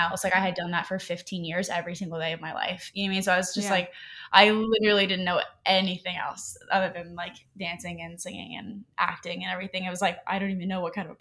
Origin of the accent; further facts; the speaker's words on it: Columbus, Ohio, United States; now in Los Angeles, United States; I'm originally from Columbus, Ohio